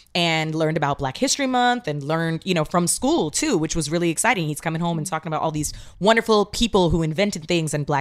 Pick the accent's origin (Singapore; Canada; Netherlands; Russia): Canada; my experience as a multiracial Black and Indian woman is growing up in Canada